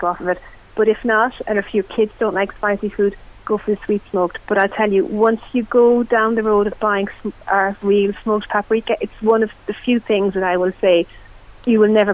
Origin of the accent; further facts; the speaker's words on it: West Cork, Munster, Ireland; I'm from West Cork